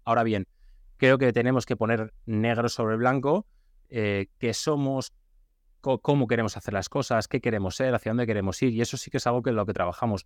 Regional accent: Valencia, Valencian Community, Spain; yo soy de aquí, soy de Valencia

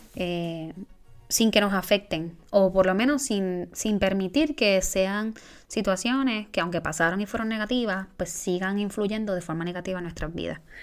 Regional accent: Puerto Rico; moved away; Boricua fuera de la isla

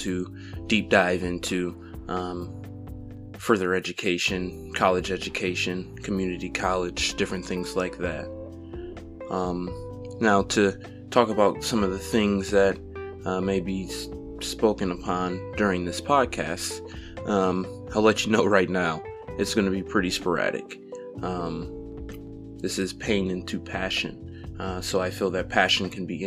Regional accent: Toledo, Ohio, United States; I was born and raised in Toledo, Ohio

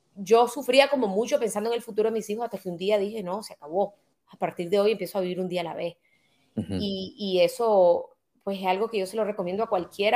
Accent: Nicaragua; also born or lived in Netherlands / Spain; También viví en un país durante mi infancia que estaba en guerra

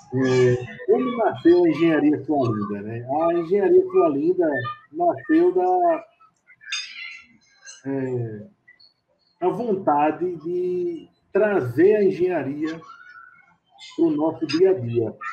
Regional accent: Recife, Pernambuco, Brazil; Eu sou de Recife, Pernambuco, é, sou engenheiro civil

